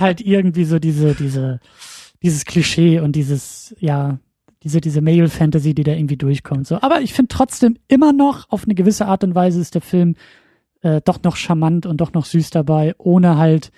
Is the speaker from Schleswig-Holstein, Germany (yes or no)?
yes; Husum, Schleswig-Holstein, Germany; moved away as an adult; now in Kiel, Germany; nachdem ich selber meinen Heimatort verlassen habe